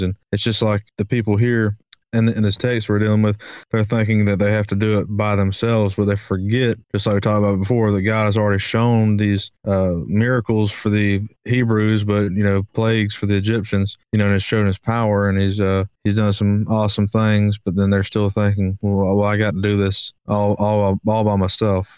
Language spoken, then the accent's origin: English; Brunswick, Georgia, United States; we grew up in Brunswick, which is Brunswick, Georgia, which is a place